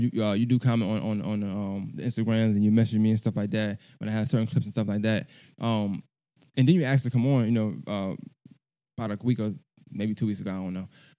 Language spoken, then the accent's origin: English; Augusta, Georgia, United States; also born or lived in Brooklyn, New York; I'm from Augusta. But so I got a not similar story, but kind of the same thing because I feel like I've been living in Augusta as long as I was living in New York, Brooklyn at the time, right? But I claim both.